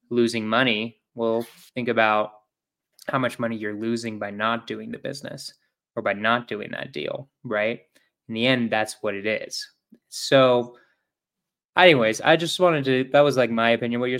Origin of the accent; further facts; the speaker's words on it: Utah, United States; also born or lived in Provo, Utah; i'm from utah